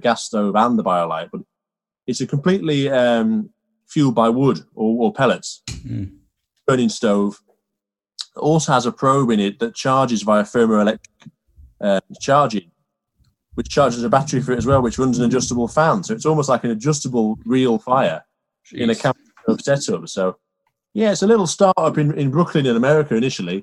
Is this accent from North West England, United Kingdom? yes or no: yes; Carlisle, North West England, United Kingdom; also born or lived in York; now in Ambleside, United Kingdom; I'm from Carlisle originally, so on the border of Scotland.